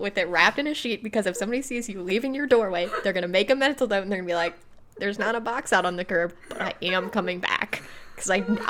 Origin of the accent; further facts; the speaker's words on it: Midwest, United States; we're from the Midwest